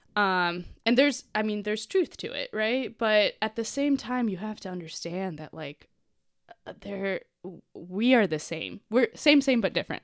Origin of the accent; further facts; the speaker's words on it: Cincinnati, Ohio, United States; Born in Cincinnati